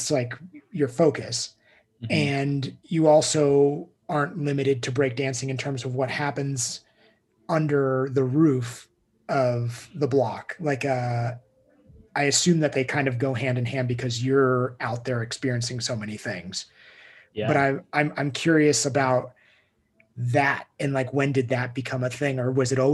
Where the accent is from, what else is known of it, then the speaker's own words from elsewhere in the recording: United States; I grew up in Tahoe skiing.